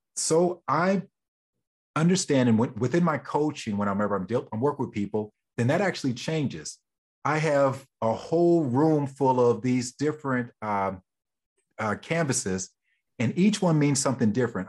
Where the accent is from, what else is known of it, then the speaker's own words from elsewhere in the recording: Oklahoma, United States; moved away; I'm originally from Oklahoma